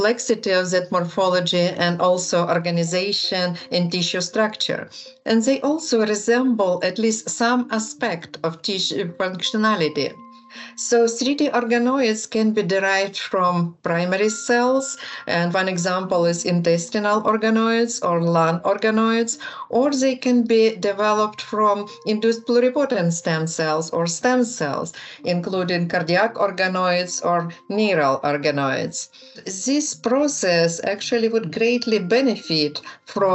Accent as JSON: {"language": "English", "country": "Ukraine", "moved": "yes", "said": "I am originally from Ukraine"}